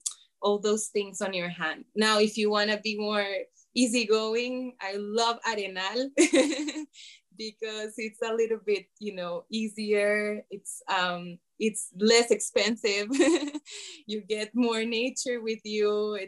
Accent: San Jose, Costa Rica; now in Guanacaste, Costa Rica; I'm here in Guanacaste for 14 years. I came from San Jose and I love it.

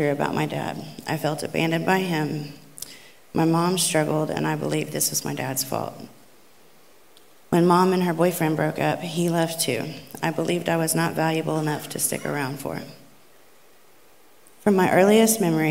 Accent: Catoosa, Oklahoma, United States; I grew up in Catoosa, Oklahoma

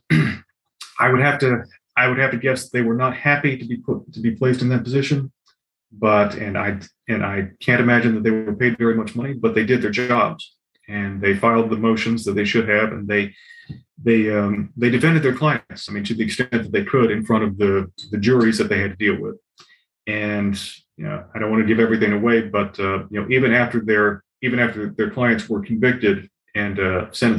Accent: North Carolina, United States; I grew up in North Carolina, lived here my life

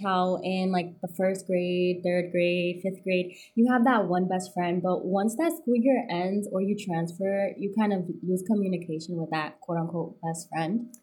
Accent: Boston, Massachusetts, United States; born and raised in Boston

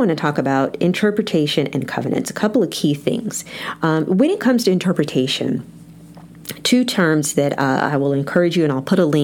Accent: United States; as American Christians

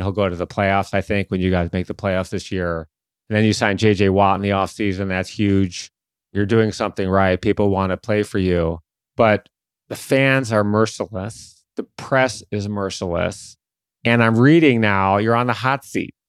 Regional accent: Detroit, Michigan, United States; my hometown team, the Detroit Tigers

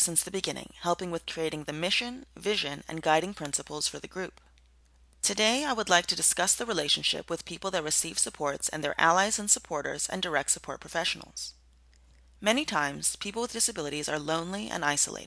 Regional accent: Fitzgerald, Georgia, United States; I'm from Fitzgerald, Georgia.

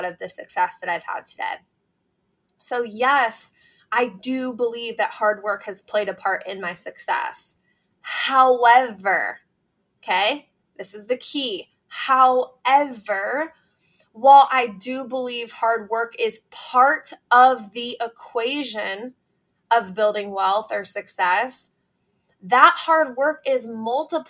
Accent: Iowa, United States; I grew up in the Midwest. I grew up in a small town in Iowa.

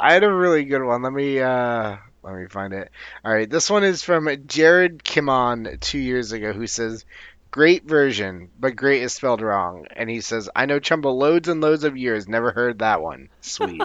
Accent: Newark, New Jersey, United States; they asked me where I'm from, and I said Newark

